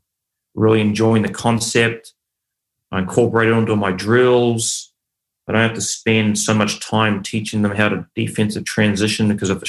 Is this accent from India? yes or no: no; New Zealand; also born or lived in Australia; I grew up in New Zealand